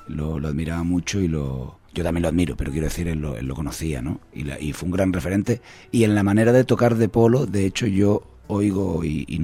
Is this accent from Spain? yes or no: yes; Canary Islands, Spain; todos los autores que, hemos escrito música somos canarios.